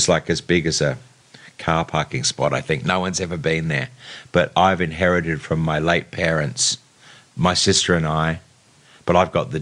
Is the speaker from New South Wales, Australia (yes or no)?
yes; Sydney, New South Wales, Australia; born or raised there; also born or lived in England